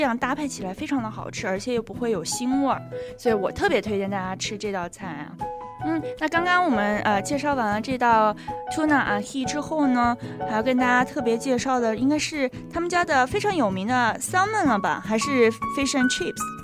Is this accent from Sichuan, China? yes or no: yes; Sichuan, China; accent: Sichuan; 我的四川口音又出来了